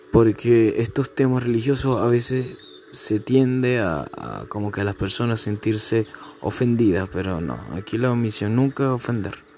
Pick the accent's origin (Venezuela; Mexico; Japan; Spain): Venezuela; moved away; mi país natal, Venezuela. Digamos que cuando todo empezó yo era un niño